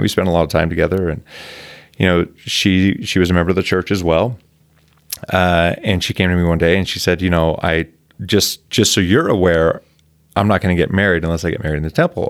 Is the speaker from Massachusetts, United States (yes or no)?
no; Provo, Utah, United States; I was born and raised in Provo